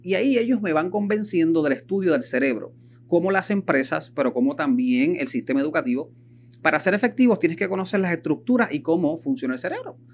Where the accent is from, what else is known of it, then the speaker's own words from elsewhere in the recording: Puerto Rico; como buen puertorriqueño que somos